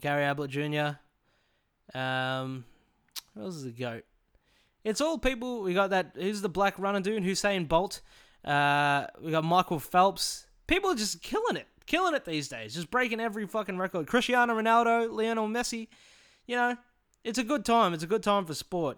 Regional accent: Morwell, Victoria, Australia; born or raised there

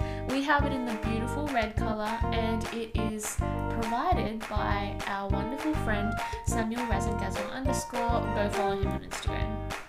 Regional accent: Sydney, New South Wales, Australia; first language Tamil; English is a second language; So I was born in Sydney. So I've been in Australia my whole life, but my parents were born and brought up in India. So they came over.

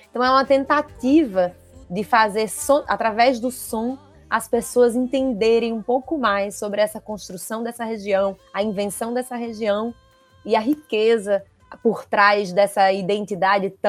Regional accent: Northeast Region, Brazil; eu sou nordestina, eu sou artista, se eu não for nesse barco, eu não sei para onde eu vou.

